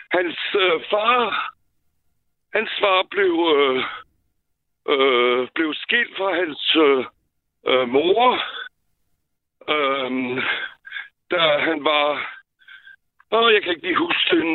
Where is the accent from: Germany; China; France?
France; southwestern France; now in Denmark; jeg er født i Sydvestfrankrig